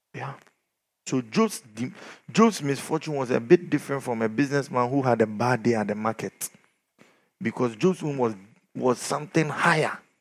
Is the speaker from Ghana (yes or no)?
yes; Ghana; we are from Ghana.